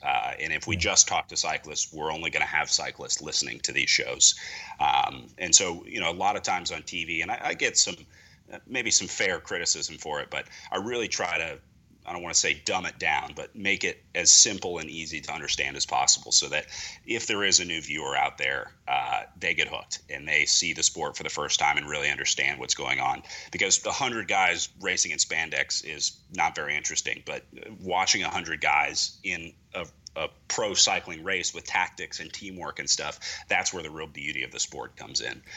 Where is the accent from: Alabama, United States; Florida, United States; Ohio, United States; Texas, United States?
Ohio, United States; Columbus; based out of my hometown in Columbus, Ohio